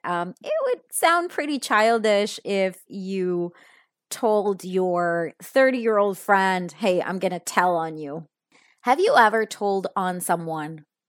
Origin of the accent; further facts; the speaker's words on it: Italy; now in Spain; I am actually in my childhood bedroom because I am in Italy. If you don't know this yet, I am actually from Italy, so my family lives here